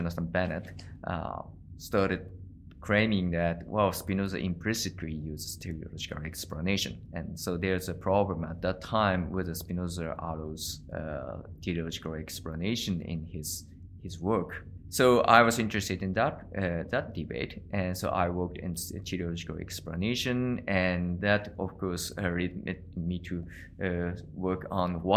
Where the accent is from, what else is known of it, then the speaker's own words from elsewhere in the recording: Tokyo, Japan; moved away as an adult; also born or lived in Indiana, United States / Kobe, Japan; now in Kyoto, Japan; I was born in Tokyo. So I came to Kyoto when so I was 19 years old